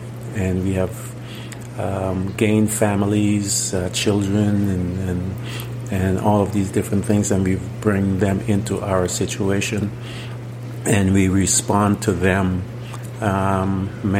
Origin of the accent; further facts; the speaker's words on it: Guyana; As a young boy, I grew up in Guyana